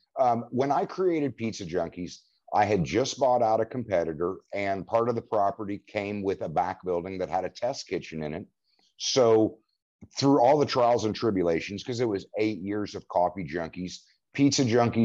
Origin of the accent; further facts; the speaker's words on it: Indiana, United States; also born or lived in Oklahoma; I mean, and I've long said that Indiana is my land of opportunity because I moved around. I mean, I born in Oklahoma, but quickly moved to a little town called G